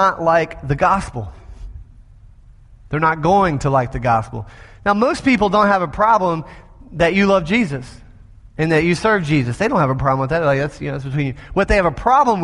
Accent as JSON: {"language": "English", "region": "the South", "country": "United States", "said": "I'm from the South."}